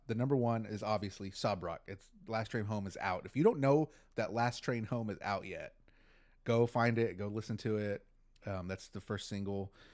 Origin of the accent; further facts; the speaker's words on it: Texas, United States; we're from Texas